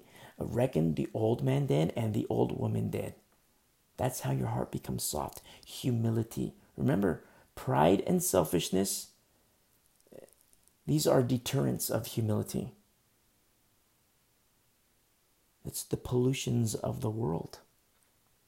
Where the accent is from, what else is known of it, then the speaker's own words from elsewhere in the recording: United States; I'm an American, you know, and I love this country so much.